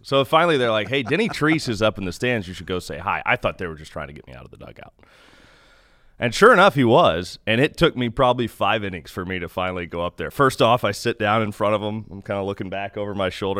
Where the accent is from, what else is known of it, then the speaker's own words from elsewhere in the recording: Kansas City, Missouri, United States; moved away; I grew up in Kansas City